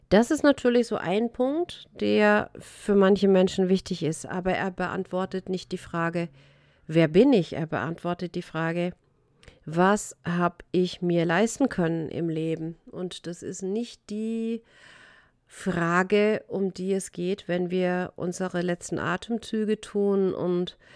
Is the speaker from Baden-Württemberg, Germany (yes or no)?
yes; Baden-Württemberg, Germany; Ich bin in Württemberg aufgewachsen und da heißt Schaffe, Schaffe, Häuslebauer.